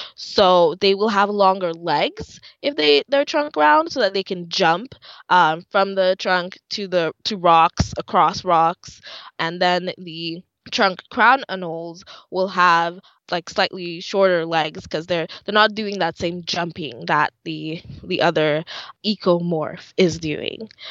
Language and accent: English; Dominica; moved away; I'm from the Commonwealth of Dominica. That's in the Caribbean.